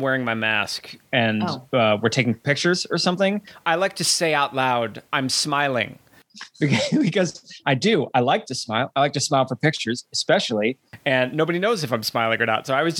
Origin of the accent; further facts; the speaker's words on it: Chicago, Illinois, United States; now in New York City, United States; I grew up in the Midwest, which is prone to tornadoes.